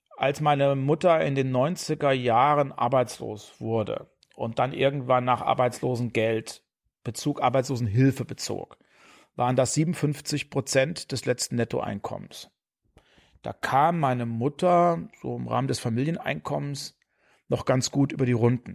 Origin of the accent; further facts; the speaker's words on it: Heringen, Hesse, Germany; also born or lived in Bad Hersfeld / Berlin; Heringen an der Werra, bekannt durch den Kalibergbau. Da bin ich geboren, da bin ich zur Schule gegangen, habe ich mein Abi gemacht